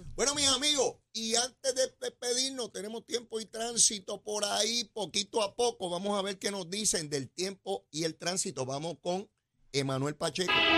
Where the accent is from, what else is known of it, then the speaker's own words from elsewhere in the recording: Puerto Rico; now in New York, United States; yo vivo en Nueva York. Ok. Me, me, me nací en Puerto Rico aquí.